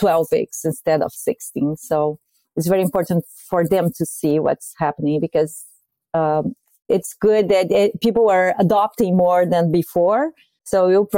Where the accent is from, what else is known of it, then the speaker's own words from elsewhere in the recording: Brazil; moved away as an adult; now in United States; I'm from Brazil